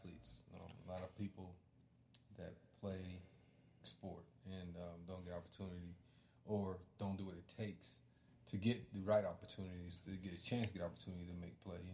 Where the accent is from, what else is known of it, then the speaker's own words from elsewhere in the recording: Las Vegas, Nevada, United States; I'm a desert kid. I'm from Las Vegas